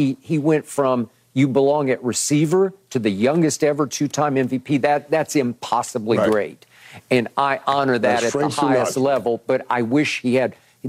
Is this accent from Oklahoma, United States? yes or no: yes; Oklahoma City, Oklahoma, United States; I grew up in Oklahoma City. And so our closest pro team in those days was Dallas.